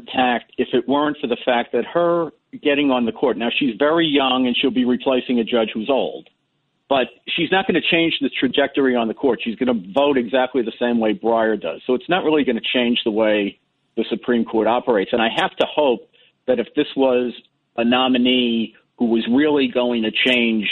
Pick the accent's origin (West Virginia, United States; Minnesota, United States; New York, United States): New York, United States; New York City; I'm from the Bronx